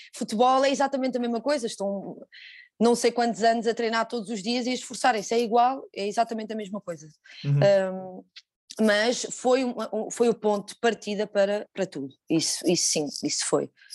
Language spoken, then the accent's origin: Portuguese; Lisbon, Portugal; eu sou aqui do bairro de Chelas